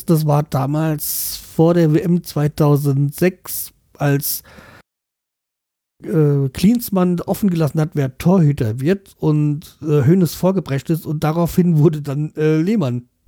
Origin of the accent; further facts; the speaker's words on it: North Rhine-Westphalia, Germany; ich bin ein Kind des Ruhrgebiets. Da antwortet man auf die Frage nach Nationalität mit Schalke, Dortmund oder Bochum.